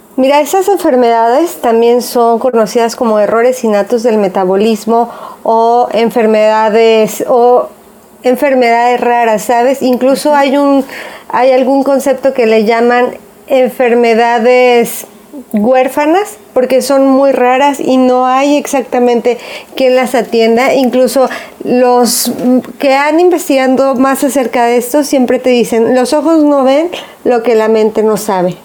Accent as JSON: {"language": "Spanish", "region": "Jalisco", "country": "Mexico", "said": "nosotras somos de aquí de Jalisco"}